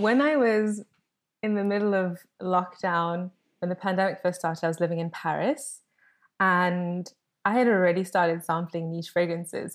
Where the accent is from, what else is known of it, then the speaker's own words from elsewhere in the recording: South Africa; as a South African, we have this motto called Ubuntu